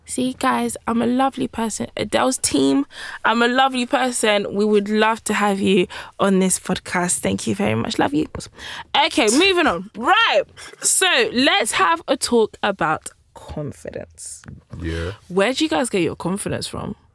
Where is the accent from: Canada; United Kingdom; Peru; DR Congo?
DR Congo; also born or lived in Belgium; obviously, you guys know I'm from Congo, but I was born in Belgium, and then I came here, right?